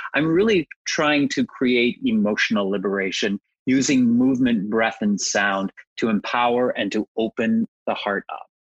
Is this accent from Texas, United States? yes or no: yes; Texas, United States; moved away; I'm originally from Texas